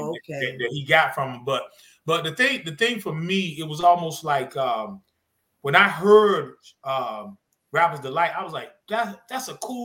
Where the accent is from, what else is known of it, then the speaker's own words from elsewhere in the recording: North Carolina, United States; I'm from the South, born and raised from the South